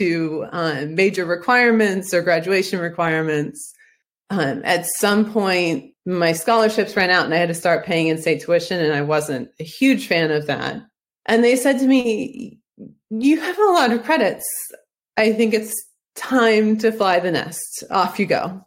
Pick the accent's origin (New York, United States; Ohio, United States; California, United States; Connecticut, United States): Ohio, United States; I'm from Ohio